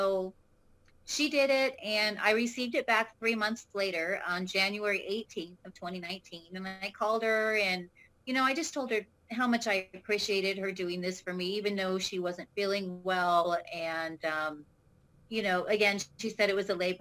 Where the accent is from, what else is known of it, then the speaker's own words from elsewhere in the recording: California, United States; moved away as an adult; also born or lived in Texas; now in Arizona, United States; I am originally from California. But when I was probably about 24, 25, I ended up moving to Texas